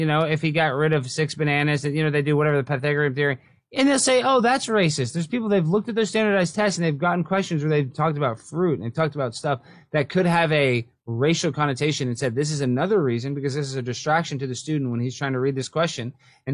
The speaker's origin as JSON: {"language": "English", "town": "Dallas", "region": "Texas", "country": "United States", "tie": "born or raised there", "said": "Born and raised in Dallas."}